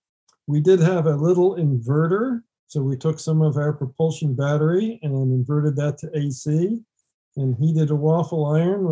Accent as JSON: {"language": "English", "region": "Northeast", "country": "United States", "said": "I'm from the Northeast"}